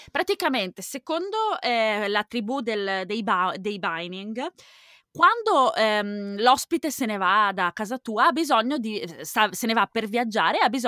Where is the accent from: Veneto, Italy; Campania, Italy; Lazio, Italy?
Veneto, Italy; Donato. Di, non di San Donato, no, in provincia di... Oddio, questo è un lapsus. È in provincia di Venezia, non